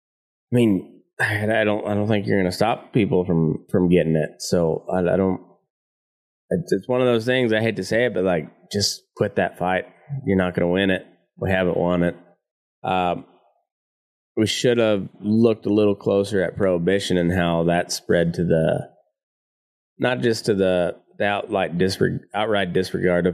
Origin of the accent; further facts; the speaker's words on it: United States; We here in America